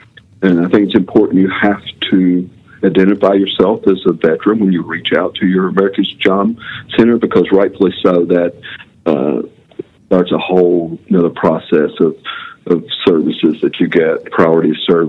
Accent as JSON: {"language": "English", "region": "West Virginia", "country": "United States", "tie": "born or raised there", "also_born_or_lived": "Kentucky", "moved": "yes", "lives_now": "Florida, United States", "said": "I grew up in West Virginia, spent a lot of time in Kentucky, and now live in 1,000 feet from the beach now."}